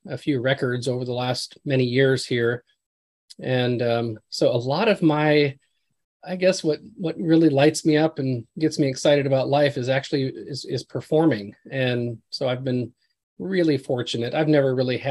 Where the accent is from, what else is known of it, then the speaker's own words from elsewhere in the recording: Glenwood, Minnesota, United States; moved away as an adult; now in Hendersonville, United States; I actually went back to my hometown in Minnesota, a little town called Glenwood